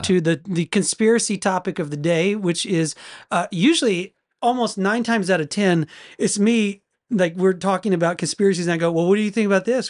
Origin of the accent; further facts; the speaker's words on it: United States; as an American